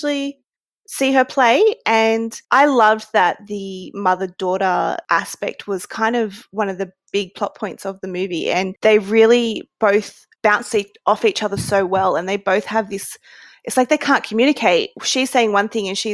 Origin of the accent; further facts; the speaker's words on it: Australia; I, as an Australian